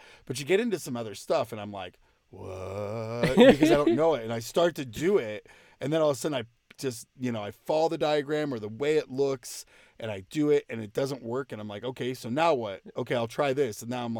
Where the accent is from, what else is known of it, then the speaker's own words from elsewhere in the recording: California, United States; I grew up in California, so we'd go to like the Mojave Desert.